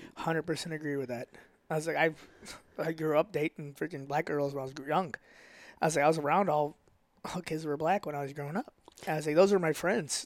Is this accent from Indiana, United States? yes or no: no; St. Louis, Missouri, United States; accent: North County; also born or lived in Wentzville / Ferguson / Florissant; I always have my North County accent